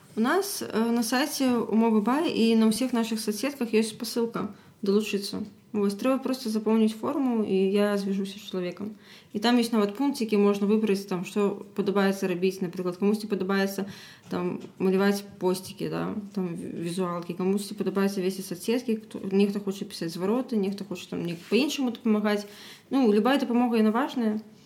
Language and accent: Belarusian; Belarus; я як беларускі беларускамоўны человек